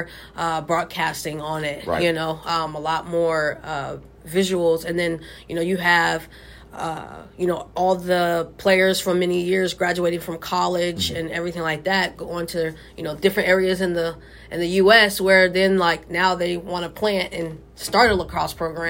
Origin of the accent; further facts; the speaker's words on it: Miami, Florida, United States; moved away; also born or lived in Texas; I'm from originally from Miami